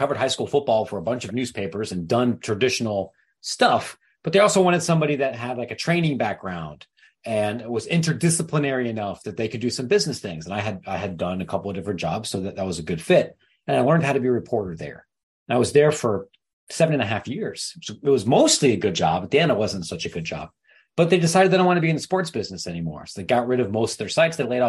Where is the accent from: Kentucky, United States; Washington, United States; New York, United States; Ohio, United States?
Ohio, United States; Licking County; I grew up in Bumblefart, Ohio. I went to, not really, Licking County